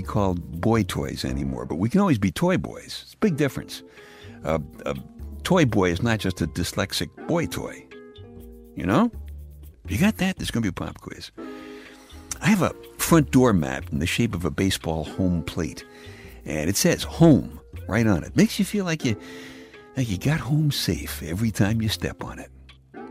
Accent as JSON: {"language": "English", "town": "New York City", "region": "New York", "country": "United States", "said": "I'm from Brooklyn"}